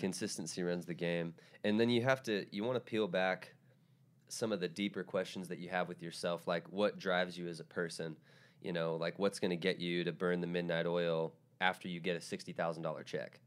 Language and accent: English; Tacoma, Washington, United States; moved away; I'm from Tacoma, which is about forty-five minutes south